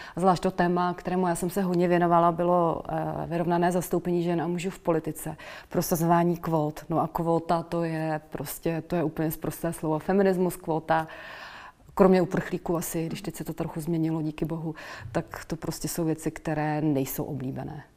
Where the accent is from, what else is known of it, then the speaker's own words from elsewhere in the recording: Czechia; moved away as an adult; also born or lived in Netherlands; vrátila jsem se zpátky eh, po studiích zpátky do, do Čech